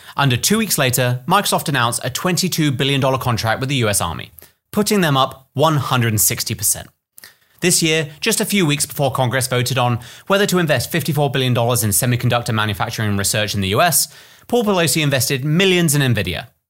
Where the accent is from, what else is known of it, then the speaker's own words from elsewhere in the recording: United Kingdom; I'm British